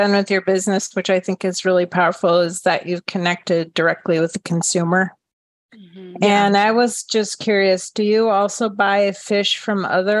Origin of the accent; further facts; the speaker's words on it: Minnesota, United States; I grew up in Minnesota and my mom's part Swedish and Norwegian